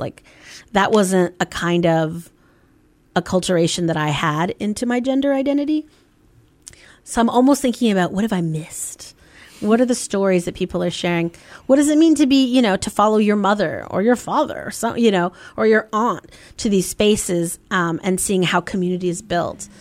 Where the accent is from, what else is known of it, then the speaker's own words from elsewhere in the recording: Bay Area, California, United States; moved away as an adult; also born or lived in Bloomington, Indiana; I grew up in the Bay Area, um, in California